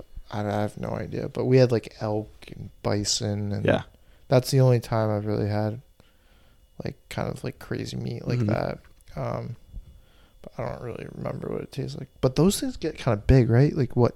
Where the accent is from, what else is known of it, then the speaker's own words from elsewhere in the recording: Burlington, Vermont, United States; Burlington, where we're originally from.